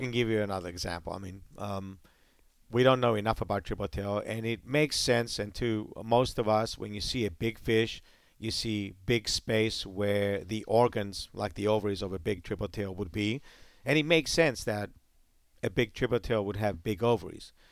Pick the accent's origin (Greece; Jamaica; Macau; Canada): Greece; also born or lived in Hawaii, United States; now in United States; I'm from the Mediterranean